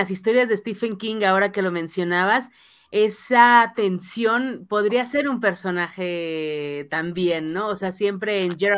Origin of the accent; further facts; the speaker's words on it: Mexico; impotencia como público, como mexicanos, como ciudadanos en ese tipo de circunstancias